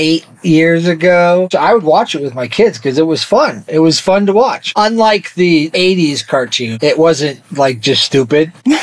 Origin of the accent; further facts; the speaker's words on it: Arizona, United States; now in Utah, United States; growing up in Arizona in the 80s and 90s.